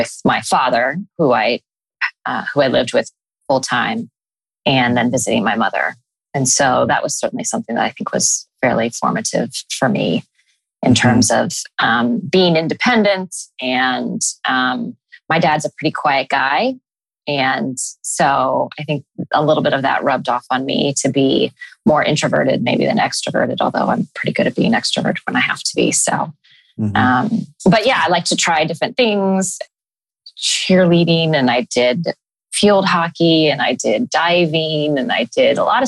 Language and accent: English; Columbus, Ohio, United States; I was born and raised in Columbus, Ohio.